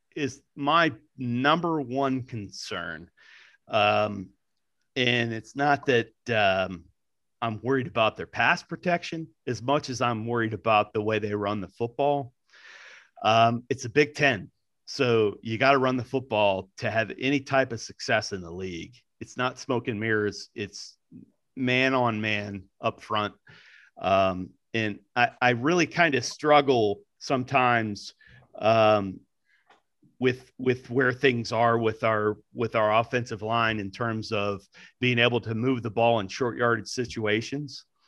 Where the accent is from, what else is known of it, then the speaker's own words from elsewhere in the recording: Columbus, Ohio, United States; I'm from Columbus